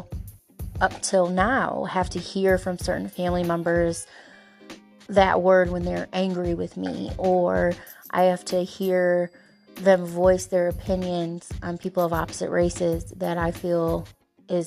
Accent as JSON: {"language": "English", "town": "Bellevue", "region": "Ohio", "country": "United States", "tie": "born or raised there", "said": "And I come from a small town. I'm from Bellevue, Ohio."}